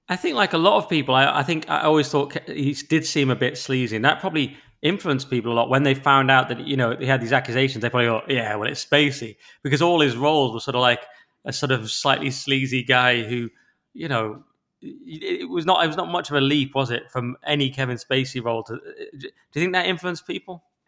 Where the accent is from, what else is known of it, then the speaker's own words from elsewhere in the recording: England, United Kingdom; I'm an English